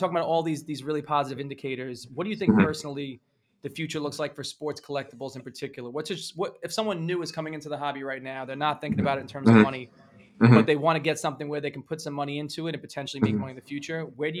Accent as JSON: {"language": "English", "region": "New York", "country": "United States", "tie": "born or raised there", "said": "I grew up in New York"}